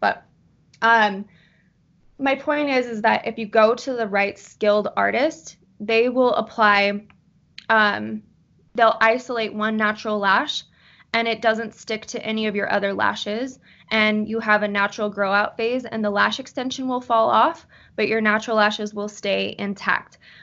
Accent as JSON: {"language": "English", "town": "Salt Lake City", "region": "Utah", "country": "United States", "said": "I am from Salt Lake City, Utah"}